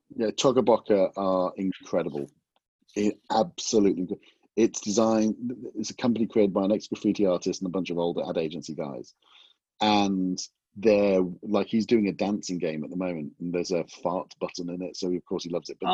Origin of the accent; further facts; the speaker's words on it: England, United Kingdom; moved away as an adult; also born or lived in Los Angeles, United States; coming back, I was away from England for 25 years